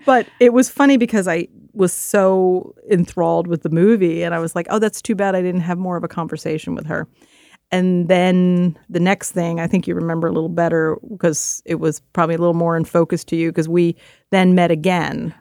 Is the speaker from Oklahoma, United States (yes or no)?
no; Philadelphia, Pennsylvania, United States; the neighborhood I grew up in Philadelphia